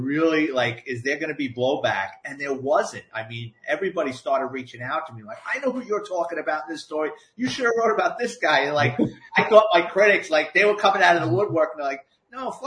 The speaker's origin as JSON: {"language": "English", "town": "New York City", "region": "New York", "country": "United States", "tie": "born or raised there", "said": "I grew up in the Bronx"}